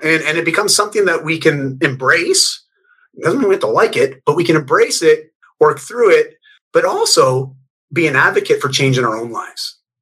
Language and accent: English; Canada; also born or lived in Bali; I'm Canadian